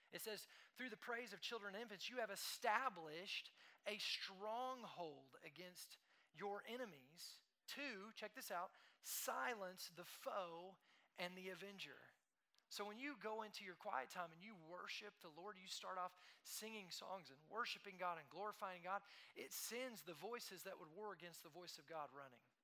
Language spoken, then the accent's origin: English; Tulsa, Oklahoma, United States; moved away as an adult; also born or lived in Lubbock, Texas; now in Dallas, United States; We moved from Tulsa, Oklahoma, where we had lived our whole life. I moved to Tulsa when I was two years old from Lubbock, Texas.